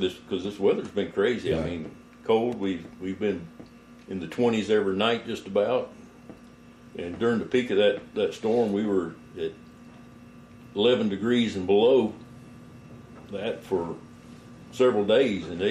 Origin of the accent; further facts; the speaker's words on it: Florida, United States; moved away as an adult; also born or lived in Georgia; now in West Texas, United States; I'm from Florida originally, born and raised there